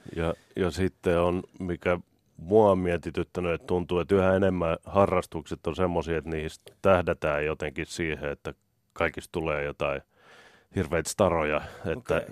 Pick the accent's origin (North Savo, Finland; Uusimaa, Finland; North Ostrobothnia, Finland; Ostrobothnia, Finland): Uusimaa, Finland; Helsinki; Mä oon Kartin kaupungissa Ullan linnassa, ihan tuolla Etelä-Helsingissä